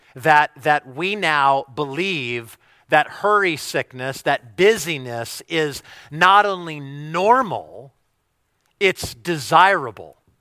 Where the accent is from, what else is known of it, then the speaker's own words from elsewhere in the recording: United States; if we're American